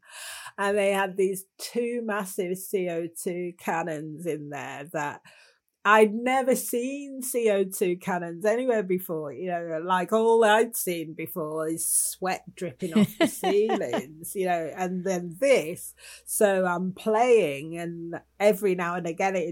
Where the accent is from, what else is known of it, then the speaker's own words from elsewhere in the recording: Manchester, North West England, United Kingdom; I'm from Manchester